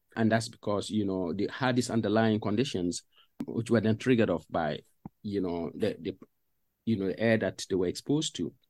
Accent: Paga, Upper East, Ghana; moved away as an adult; also born or lived in Cardiff; now in Sheffield, United Kingdom; I grew up in northern Ghana

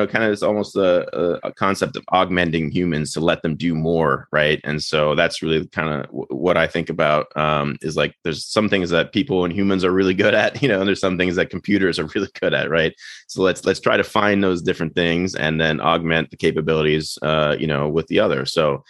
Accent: Florida, United States; born there; also born or lived in Maryland / Washington DC / Los Angeles; now in Westchester, United States; I was born in Florida, went to school in Maryland and DC, and then lived in LA for a time.

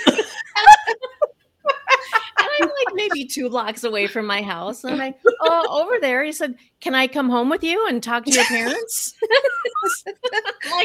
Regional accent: Sioux Falls, South Dakota, United States; I grew up in Sioux Falls, South Dakota.

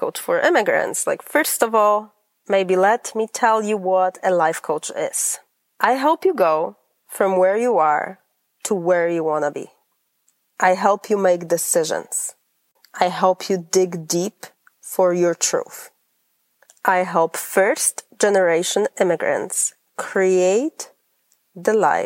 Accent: Poland; English is a second language; moved away as an adult; also born or lived in Grand Rapids, Michigan; now in United States; I am originally from Poland.

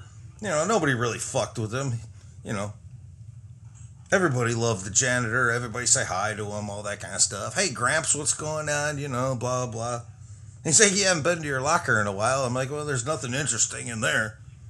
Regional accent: Streator, Illinois, United States; Born and raised in Streeter

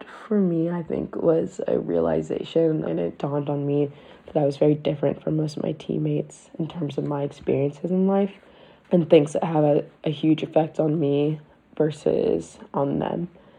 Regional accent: Baltimore, Maryland, United States; I was born in Baltimore and raised here.

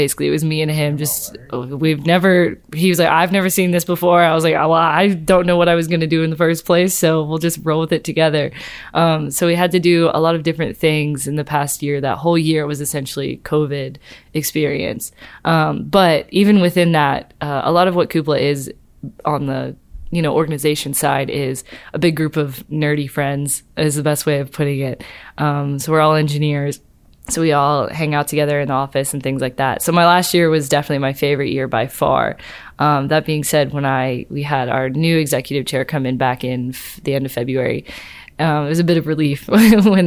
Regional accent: the Southeast, Alabama, United States; born or raised there; also born or lived in Maryland

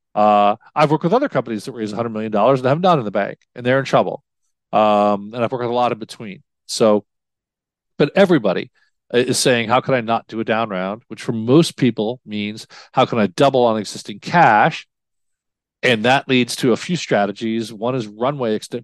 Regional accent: New York, United States; moved away; I grew up in New York

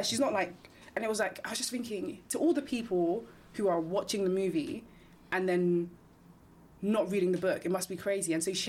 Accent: Nigeria; I'm Nigerian.

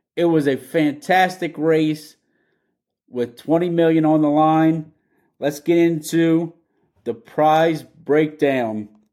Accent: Louisiana, United States; I'm from Louisiana

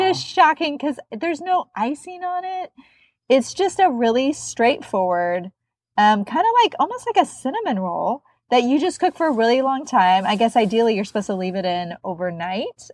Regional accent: Midwest, United States; I'm also from the Midwest.

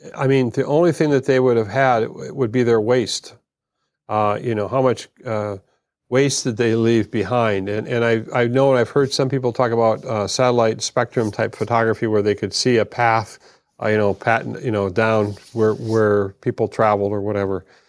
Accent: United States; being an American

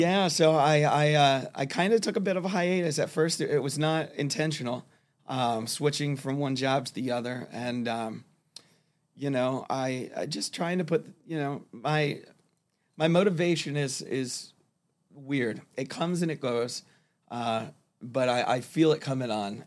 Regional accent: Fort Lauderdale, Florida, United States; also born or lived in Miami / Pittsburgh, Pennsylvania; now in Fort Myers, United States; I grew up in, uh, Fort Lauderdale, um, Broward County area. Uh, I was born in Miami, but that is where I spent most of my life

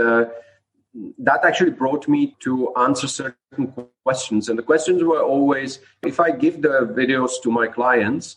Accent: Prague, Czechia; moved away as an adult; now in Dubai, United Arab Emirates; I'm originally from Prague, from Czech Republic

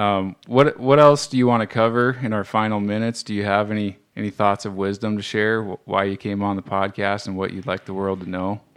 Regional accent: Roberts, Montana, United States; me growing up in Roberts, Bob, Montana, um, in the 80s or 70s

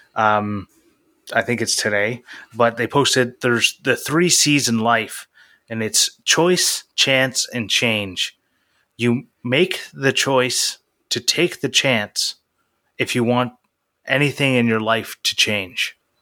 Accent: Canada; I'm Canadian

